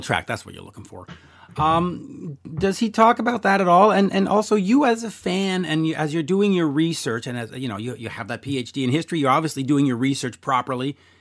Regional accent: Canada; I'm Canadian

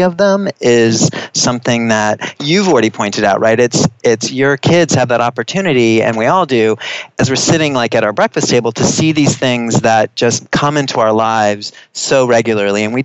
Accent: United States; moved away as an adult; also born or lived in Australia / New Zealand / New York City; I moved back to the States because I am American and I have family here

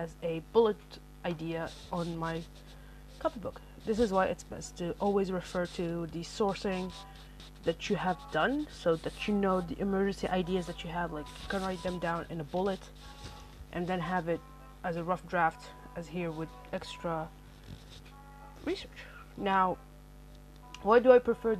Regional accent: Algeria; first language Arabic; English is a second language; I am an Algerian in base, my first language is actually Arabic

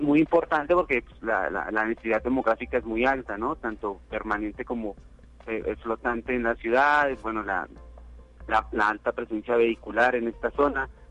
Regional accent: Colombia; moved away as an adult; now in San Luis Potosí, Mexico; yo soy colombiano y mi universidad en Colombia me envió a hacer un intercambio

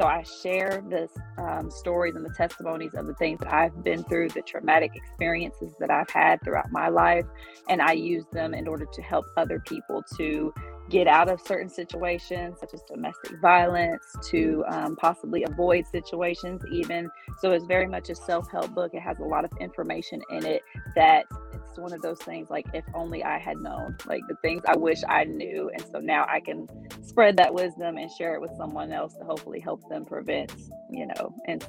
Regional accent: Ohio, United States; now in Atlanta, United States; From Ohio originally, but I have lived everywhere for like 2 years or less at a time. But now I always say I'm from Atlanta because I've been here since 2009

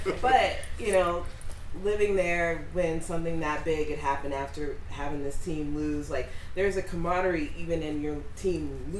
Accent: Boston, Massachusetts, United States; moved away; also born or lived in upstate New York; I'm from Boston, half from Boston, half from upstate New York, but I spent a lot of time growing up in Boston and definitely lived there when the Red Sox won the World Series for the first time in 80-something years.

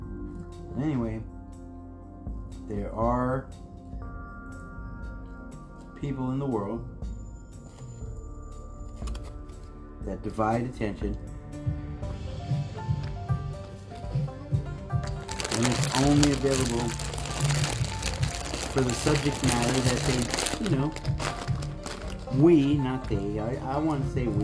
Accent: United States; I'm just an American

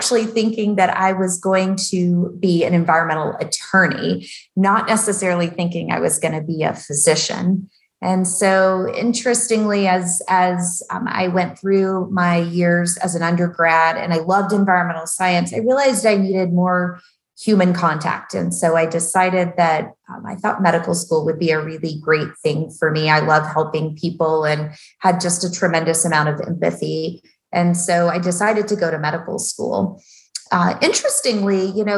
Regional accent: outside of Nashville, Tennessee, United States; when I grew up in Nashville, outside of Nashville, actually, in a more rural community.

